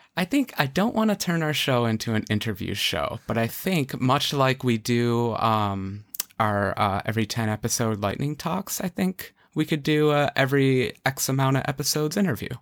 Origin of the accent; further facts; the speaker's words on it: New York, United States; I'm, I'm from New York.